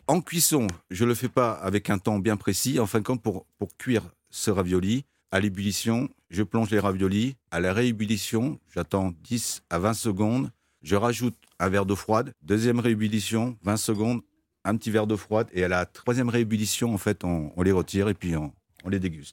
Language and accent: French; France; accent: French; mon accent français